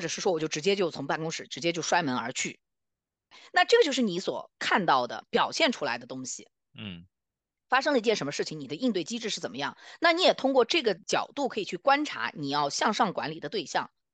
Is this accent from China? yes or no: yes; China; now in North America; 我们中国人，啊，最熟悉的阴阳